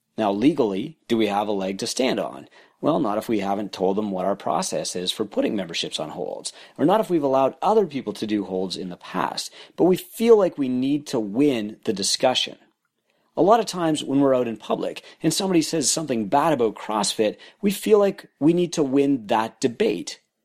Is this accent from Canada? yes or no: yes; Canada; I'm Canadian